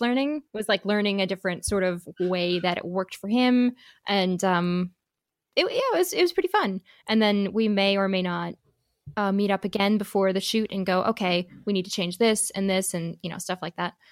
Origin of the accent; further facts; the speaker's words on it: Midwest, United States; accent: Midwest; moved away; my little Midwest accent